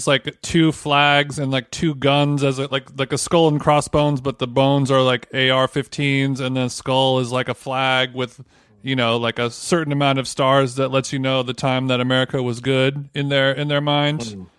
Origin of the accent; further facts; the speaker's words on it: Orange County, California, United States; I'm from Orange County and it's been always a super red area.